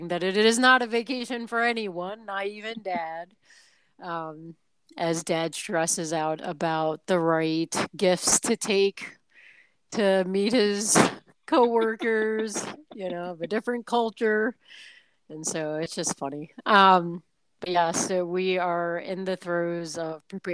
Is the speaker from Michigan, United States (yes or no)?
no; New York City, New York, United States; moved away as an adult; also born or lived in Southern Virginia; growing up in New York City and then going to college in, Southern Virginia